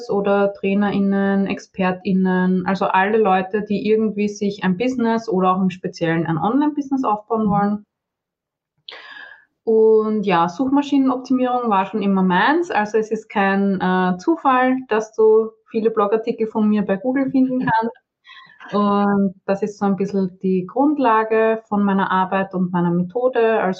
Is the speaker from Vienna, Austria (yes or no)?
yes; Vienna, Austria; ich bin aus Wien, wie man vielleicht hört, also eigentlich aus Österreich. Angeblich hört man da auch noch äh, Unterschiede, aber ja, Wiener sehr.